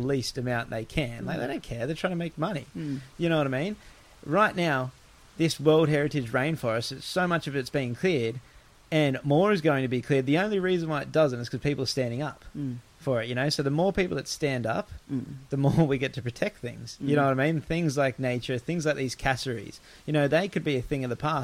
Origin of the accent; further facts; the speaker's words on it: Gold Coast, Queensland, Australia; moved away; I grew up on the Gold Coast